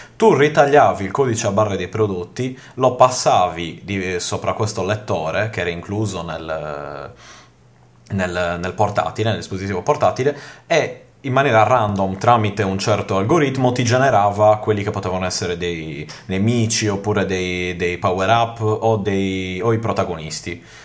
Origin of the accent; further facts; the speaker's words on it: Sardinia, Italy; io non essendo giapponese ma abbastanza sardo